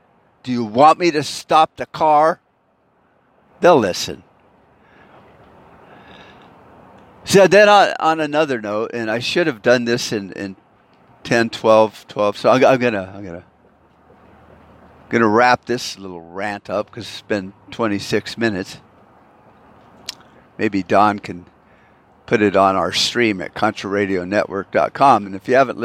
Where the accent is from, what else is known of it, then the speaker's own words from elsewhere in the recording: United States; I was born in America.